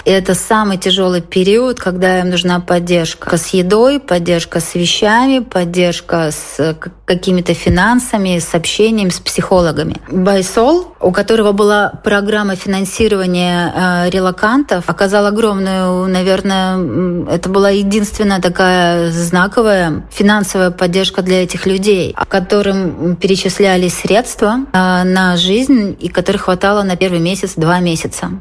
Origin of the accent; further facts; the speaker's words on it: Belarus; also born or lived in Vilnius, Lithuania; now in Lithuania; мы, белорусы, которые живем э, в Литве, в Вильнюсе и в других городах